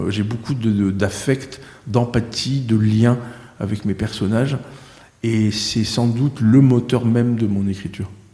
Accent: the North, Hauts-de-France, France; moved away as an adult; also born or lived in Marseille / Saint-Émilion; now in Pau, France; Je suis du Nord parce que ma famille maternelle est originaire du Nord, parce que j'ai vécu 33 ans

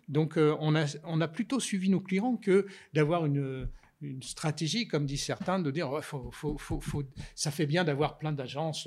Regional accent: Burgundy, Bourgogne-Franche-Comté, France; j'ai essuyé mes culottes courtes quand j'étais petit sur des bancs d'école, puisque mes parents étaient instituteurs. Et dans un village de Bourgogne

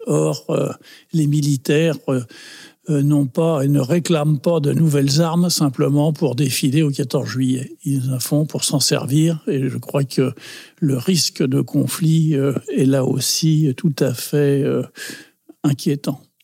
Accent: Paris, Île-de-France, France; si on me demande euh, d'où je suis, euh, ça ne me vient jamais à l'idée de dire je suis français. Je dis toujours je suis du 20e.

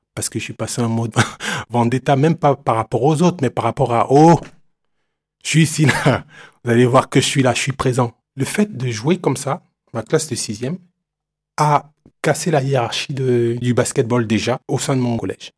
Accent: Douala, Littoral, Cameroon; moved away; Je suis né à Douala, Cameroun. C'est une ville euh, côtière

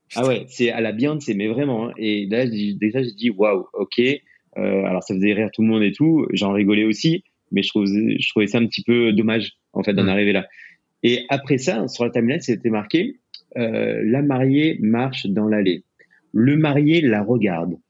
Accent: France; moved away as an adult; also born or lived in United States; en tant que Français

